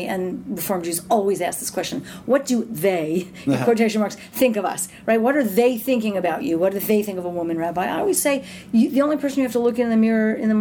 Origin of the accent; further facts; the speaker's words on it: Canada; We're Canadian